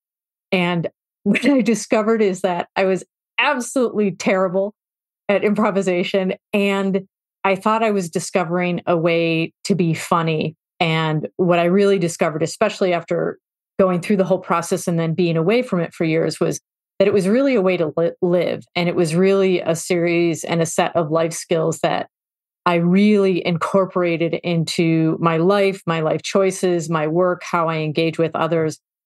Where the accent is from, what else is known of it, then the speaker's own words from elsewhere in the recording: Chicago, Illinois, United States; I grew up in Chicago